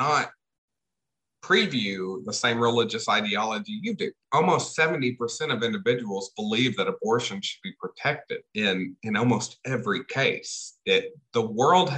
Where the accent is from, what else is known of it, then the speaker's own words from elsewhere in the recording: the South, United States; Growing up in the South